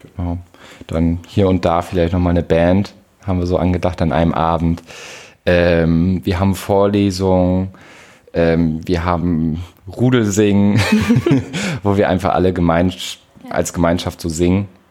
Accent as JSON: {"language": "German", "town": "Nordenham", "region": "Lower Saxony", "country": "Germany", "said": "aus der Wesermarsch, Surprise, ähm, aus Nordenham-Blexen."}